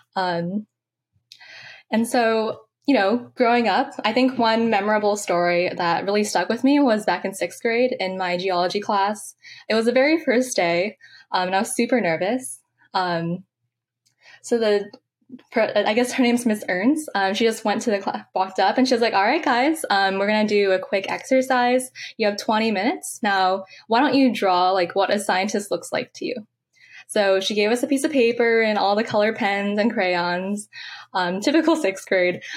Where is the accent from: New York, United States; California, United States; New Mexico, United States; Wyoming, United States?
California, United States; San Francisco; I'm from San Francisco, California. Um, I actually grew up really close to Golden Gate Park, actually two blocks away